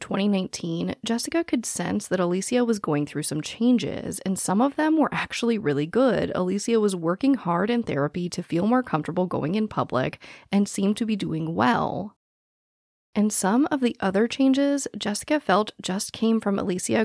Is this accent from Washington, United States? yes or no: no; Phoenix, Arizona, United States; I was born and raised in Phoenix, Arizona